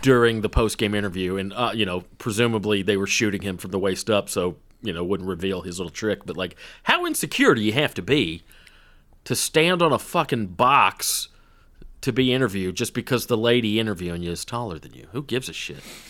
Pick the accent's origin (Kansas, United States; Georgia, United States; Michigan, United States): Georgia, United States; Woodstock; Little League soccer in my hometown.